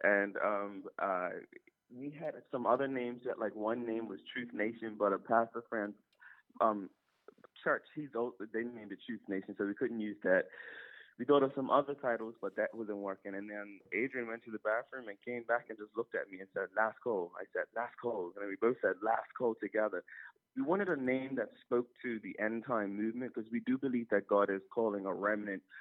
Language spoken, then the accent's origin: English; Bermuda; we're from Bermuda and still live in Bermuda.